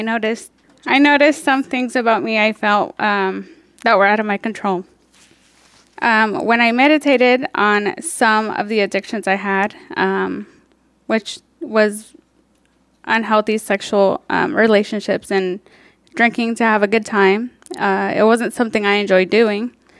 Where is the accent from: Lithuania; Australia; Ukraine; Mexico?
Mexico; now in Topeka, United States; I was born in Mexico, um, where I was raised by my two siblings